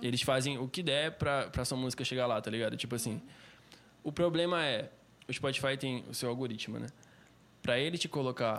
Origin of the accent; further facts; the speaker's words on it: Cabo Frio, Rio de Janeiro, Brazil; now in Manaus, Brazil; eu sou de Cabo Frio, do Rio de Janeiro